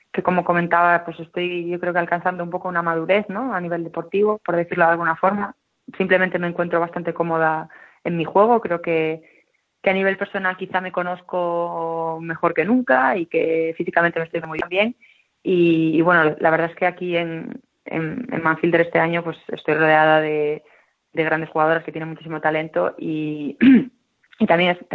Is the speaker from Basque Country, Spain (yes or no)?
no; Ferrol, Galicia, Spain; born there; Bueno, yo nací en Ferrol y le tengo un cariño enorme a, esa ciudad, ¿no? Porque además me trae muchísimos recuerdos, buenos recuerdos de la infancia.